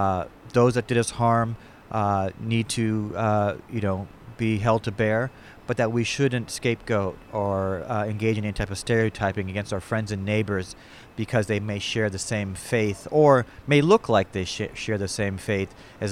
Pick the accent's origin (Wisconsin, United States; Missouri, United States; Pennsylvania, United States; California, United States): California, United States; Bay Area; born or raised there